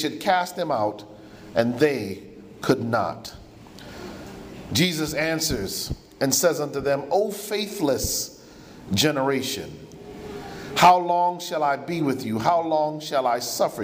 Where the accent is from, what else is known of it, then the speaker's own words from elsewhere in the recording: United States; My parents are from the island of Jamaica. I was born in the States